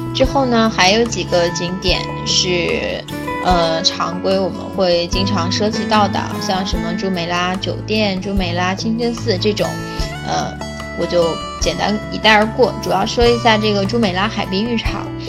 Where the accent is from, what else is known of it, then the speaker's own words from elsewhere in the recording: China; 对我们中国人来说